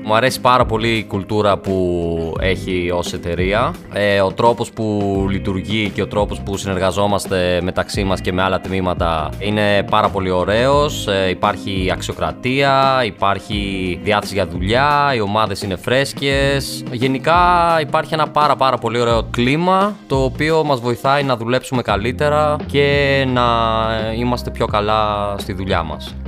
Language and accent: Greek; Larissa, Thessaly, Greece; moved away as an adult; now in Athens, Greece; Μεγάλωσα στη Λάρισα, σπούδασα στη Λάρισα, ξεκίνησα να δουλεύω στη Λάρισα.